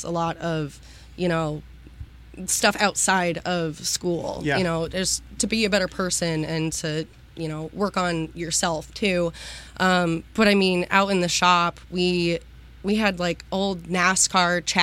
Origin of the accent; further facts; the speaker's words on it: Waterford, Pennsylvania, United States; I grew up actually in a little town about 20 minutes south of Erie, Pennsylvania, in Waterford. Born and raised